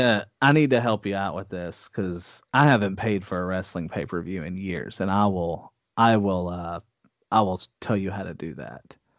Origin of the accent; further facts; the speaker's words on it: Texas, United States; I'm from Texas